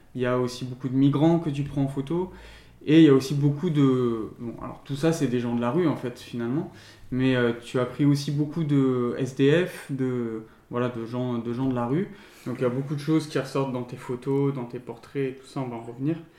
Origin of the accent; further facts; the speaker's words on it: Lyon, Auvergne-Rhône-Alpes, France; now in Bordeaux, France; je viens de Lyon